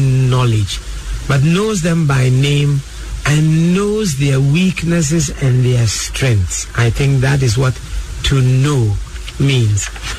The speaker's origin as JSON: {"language": "English", "town": "Koforidua", "region": "Eastern Region", "country": "Ghana", "tie": "born or raised there", "also_born_or_lived": "Axim, Ghana / Kumasi, Ghana", "said": "So I love the fact that I'm a perfect Southern Ghanaian. Then I grew up in Kumasi with my father in the 50s. You know, so I picked up tree very well. And grew up in Kofridwa, where I went to school. So I speak the Achim Gabing Akiapim trees"}